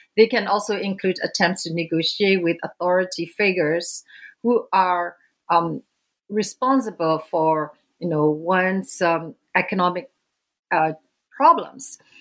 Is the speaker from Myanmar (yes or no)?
yes; Myanmar; moved away; I was born and raised in Burma, uh, which is now known as Myanmar